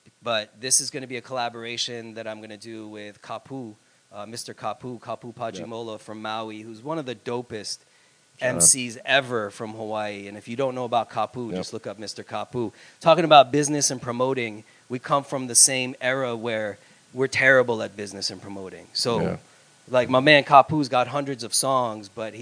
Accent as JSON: {"language": "English", "country": "Iran", "moved": "yes", "said": "I'm from Iran originally"}